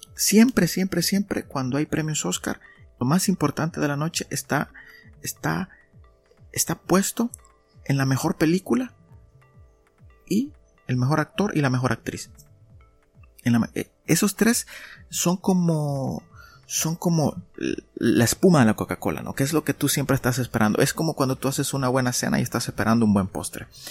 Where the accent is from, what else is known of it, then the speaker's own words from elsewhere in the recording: El Salvador; aquí en mi país, en El Salvador